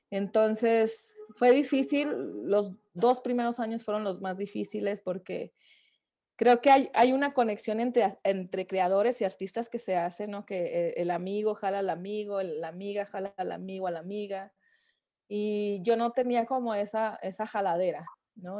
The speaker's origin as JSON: {"language": "Spanish", "town": "Francisco I. Madero", "region": "Coahuila", "country": "Mexico", "also_born_or_lived": "Saltillo", "moved": "yes", "lives_now": "Mexico City, Mexico", "said": "yo soy de Francisco y Madero, pero me fui a vivir a Saltillo para estudiar música"}